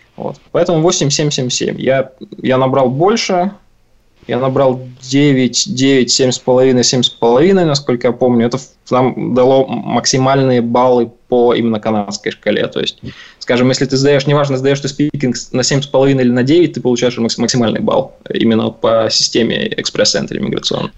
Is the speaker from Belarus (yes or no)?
no; Omsk, Omsk Oblast, Russia; moved away as an adult; now in Canada; я родился и вырос в Омске